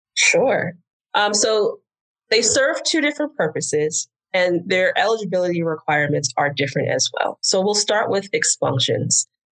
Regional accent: New Jersey, United States; moved away as an adult; also born or lived in New York City; now in Houston, United States; originally, I'm from New Jersey

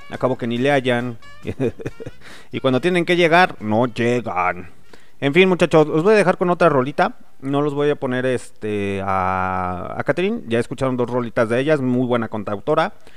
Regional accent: Mexico; somos buenos mexicanos

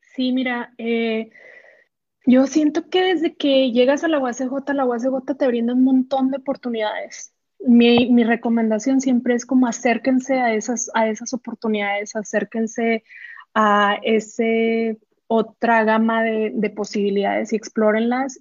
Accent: Benito Juárez, Chihuahua, Mexico; moved away as an adult; yo no soy de Ciudad Juárez, soy de un pueblo que se llama Benito Juárez, en, el municipio de Buenaventura. Eh, a los 18 me tengo que mudar a, Ciudad Juárez

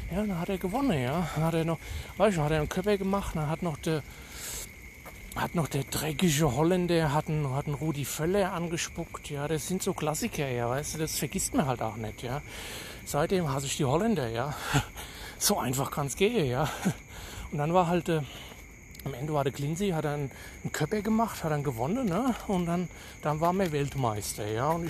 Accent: Hesse, Germany; accent: Hessian; Detmold, ja gut, führt ja. Aber ich komme eigentlich aus Hesse. Ich meine, an meinem Akzent kann, könnt ihr es ja vielleicht hören, aber vielleicht auch nicht, ne. Weil so ein starkes hessisches äh, Blatt labe ich ja gar nicht, ne

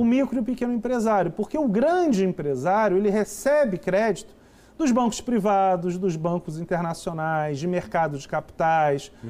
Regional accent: Rio de Janeiro, Brazil; also born or lived in São Paulo; now in Brasília, Brazil; eu sou carioca, morei 15 anos em São Paulo, estou há 3 anos em Brasília

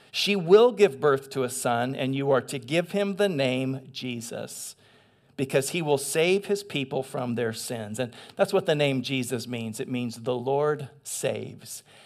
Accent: eastern Washington, United States; also born or lived in San Gabriel, California; I grew up in eastern Washington. I was born in San Gabriel, but my folks moved when I was really small.

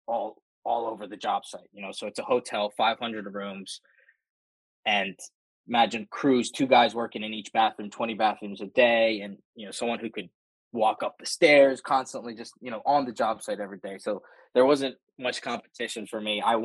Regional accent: Baltimore, Maryland, United States; I'm from Baltimore, Maryland

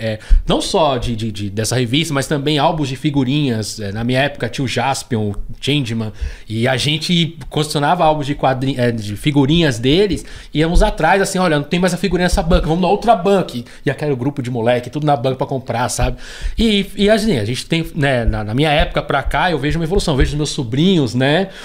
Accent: São Paulo, Brazil; eu nasci já no Capão Redondo, então já tenho, já sou cria da, da, da Zona Sul

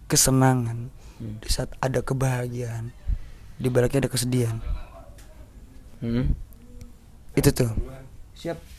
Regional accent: Serang, Banten, Indonesia; karena gue putra daerah asik putra daerah kakek gue uyut gue dari Cipare bos Cipare Cipare itu adalah kota paling apa desa paling tua di Serang

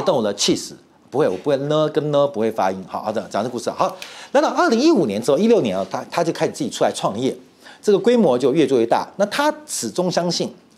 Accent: Taiwan; 我们台湾人都知道装小耳朵嘛

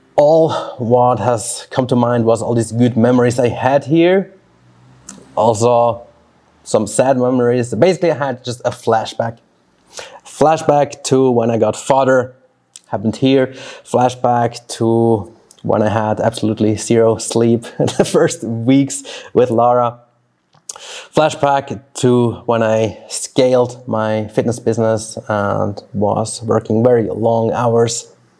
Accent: Switzerland; first language Swiss German; English is a second language; moved away as an adult; also born or lived in Brazil; this is where I grew up

